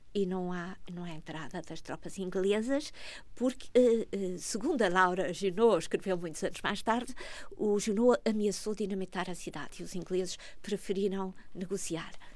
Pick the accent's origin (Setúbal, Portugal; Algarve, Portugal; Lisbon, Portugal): Setúbal, Portugal; Almada; eu nasci na margem sul, eh, nasci em Margueira, com uma grande varanda sobre Lisboa